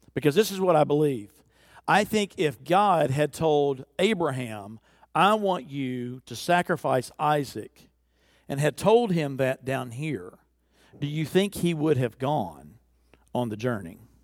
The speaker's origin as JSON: {"language": "English", "region": "the South", "country": "United States", "said": "I'm from the South"}